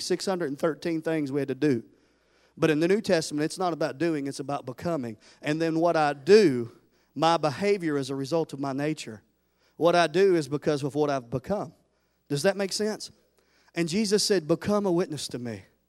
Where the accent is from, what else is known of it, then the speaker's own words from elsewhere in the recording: Tennessee, United States; I'm from Tennessee